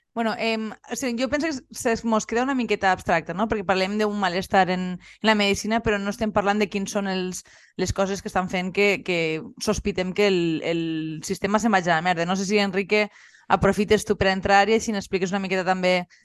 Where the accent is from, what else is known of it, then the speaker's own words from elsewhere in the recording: La Marina, Valencian Community, Spain; nosaltres que som de la Marina